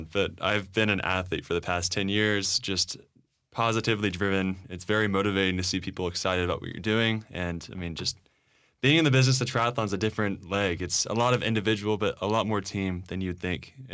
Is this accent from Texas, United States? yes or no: yes; Dallas, Texas, United States; I'm from Dallas. {S1} That's right. {S2} Okay, Born in Dallas. Have never moved.